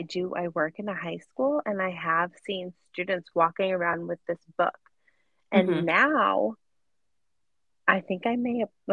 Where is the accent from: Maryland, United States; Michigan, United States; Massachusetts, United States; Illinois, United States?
Massachusetts, United States; we're both from Massachusetts